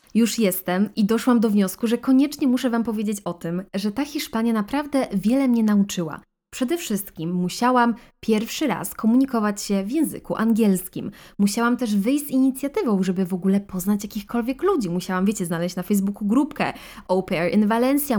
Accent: Podkarpacie, Subcarpathian Voivodeship, Poland; moved away as an adult; also born or lived in Russia (family origin); Osiedliśmy na stałe w Polsce, na Podkarpaciu

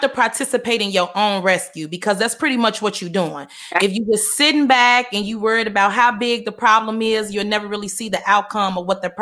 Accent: Chicago, Illinois, United States; moved away; I came from Chicago

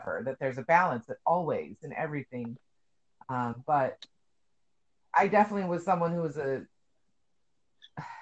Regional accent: North Idaho, United States; now in Arizona, United States; I grew up in North Idaho, so, you know, I'm not a city girl.

